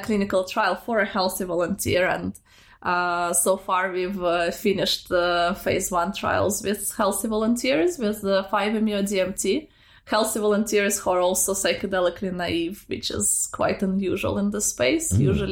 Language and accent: English; Russia; moved away; I grew up in Russia and I grew up in a small provincial city